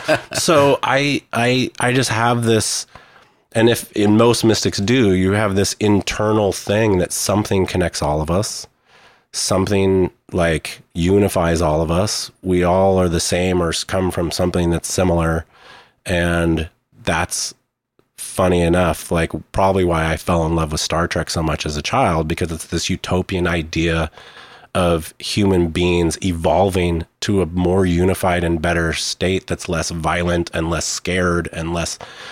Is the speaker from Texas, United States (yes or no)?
no; Oklahoma City, Oklahoma, United States; born there; I was born in Oklahoma, which is a bit Oklahoma City, which is a bit of the buckle of the Bible Belt. My family was Catholic, Hispanic.